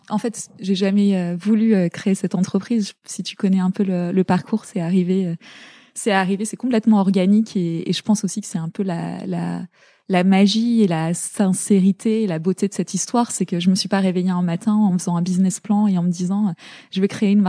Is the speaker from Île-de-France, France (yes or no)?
yes; La Garenne-Colombes, Île-de-France, France; born or raised there; also born or lived in Zaire